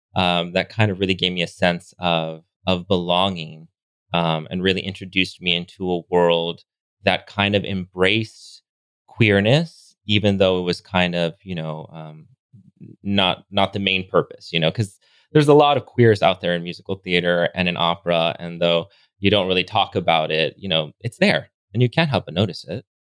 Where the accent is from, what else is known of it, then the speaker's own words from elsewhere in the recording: Los Angeles, California, United States; moved away as an adult; now in Palm Springs, United States; I grew up in Los Angeles, born and raised.